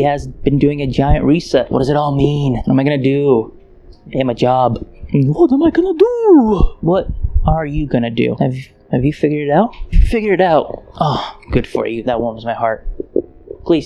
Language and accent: English; Ukraine; now in United States; I was born in Ukraine